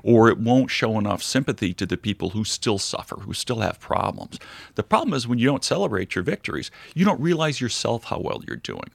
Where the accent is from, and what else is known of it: United States